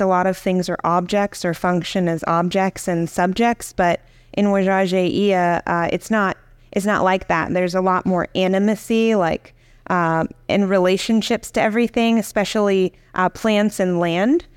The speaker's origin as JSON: {"language": "English", "region": "Virginia", "country": "United States", "tie": "born or raised there", "said": "I grew up in Virginia"}